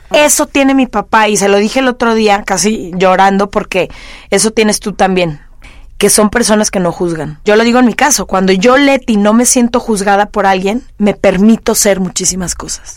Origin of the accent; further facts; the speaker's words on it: Guadalajara, Jalisco, Mexico; nací y crecí en Guadalajara